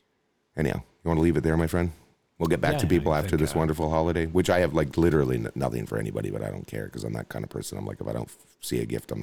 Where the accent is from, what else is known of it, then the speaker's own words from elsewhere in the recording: Canada; growing up in Canada